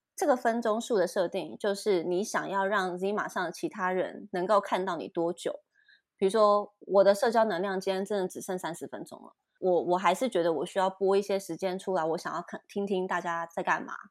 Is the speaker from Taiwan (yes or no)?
yes; Taipei, Taiwan; 我是台北人